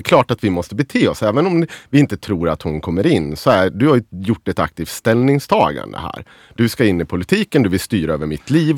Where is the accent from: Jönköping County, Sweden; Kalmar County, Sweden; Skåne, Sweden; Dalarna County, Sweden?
Dalarna County, Sweden; Avesta; vi säger Avesta där jag kommer ifrån